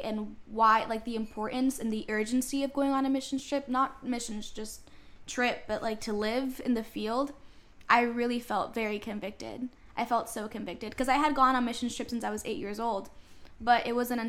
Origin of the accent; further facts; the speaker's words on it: Florida, United States; also born or lived in Puerto Rico / Ecuador; I lived in Florida the majority of my life.